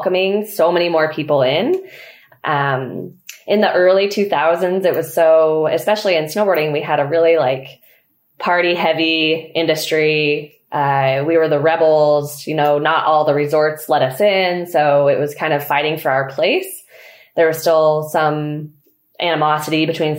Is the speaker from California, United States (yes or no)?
yes; Truckee, California, United States; also born or lived in Mammoth Lakes, California; So I grew up in Truckee, California, and I was born and raised there